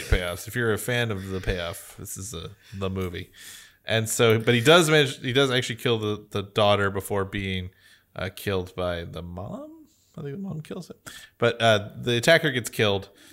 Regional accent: United States

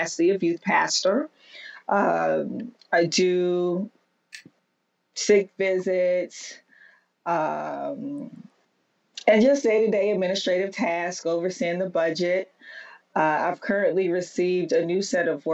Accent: Texas, United States; moved away as an adult; now in New York City, United States; I grew up in Texas, where it was very, very rare to see a woman in church.

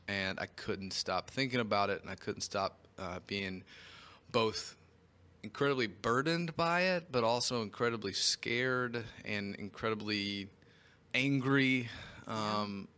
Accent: Knoxville, Tennessee, United States; moved away as an adult; now in St. Louis, United States; I'm originally from Knoxville, Tennessee, born and raised. I was there for 19 years.

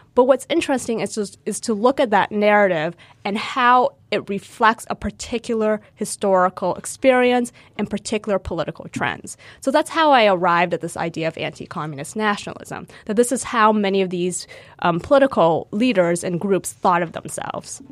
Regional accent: United States; I grew up Vietnamese American in the United States

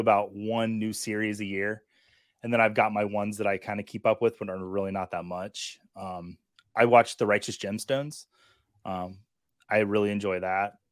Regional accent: Montana, United States; I grew up in Montana

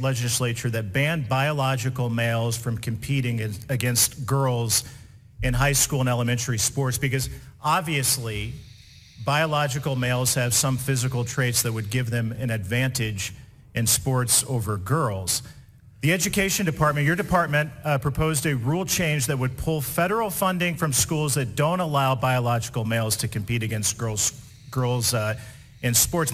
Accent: Indiana, United States; Indiana, my home state

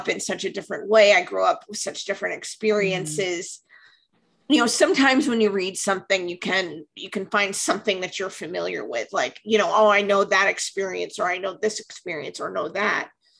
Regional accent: Northern Vermont, United States; I grew up in New England, so I grew up in Northern Vermont.

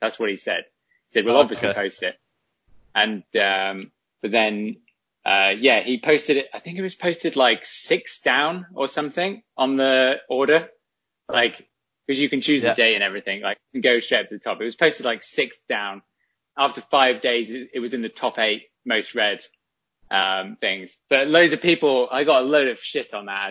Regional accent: England, United Kingdom; as an English person

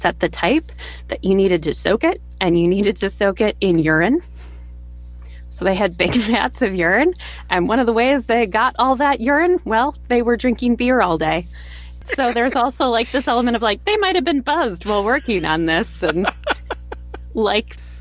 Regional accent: United States; accent: modern American; my modern American accent

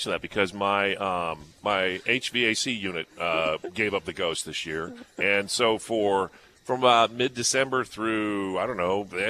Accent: Scottsdale, Arizona, United States; Well, I grew up here in the Phoenix area. I grew up in Scottsdale. We had a house with no air conditioning, just a swap cooler.

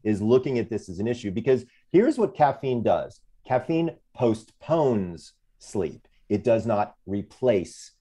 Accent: Sandy Springs, Georgia, United States; I'm from Sandy Springs, Georgia

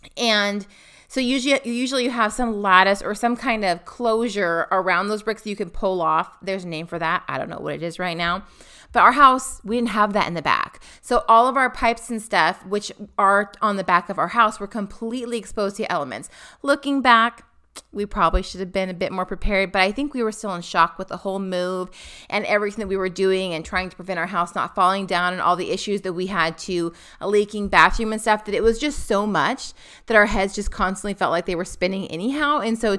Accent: Pacific Northwest, United States; Now, we come from the Pacific Northwest.

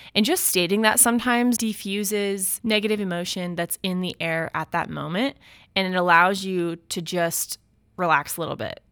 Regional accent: United States; being an American

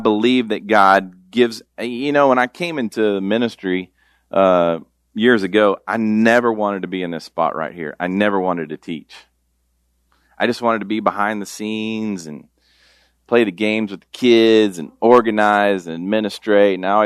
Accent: Tulsa, Oklahoma, United States; I grew up in Tulsa, Oklahoma

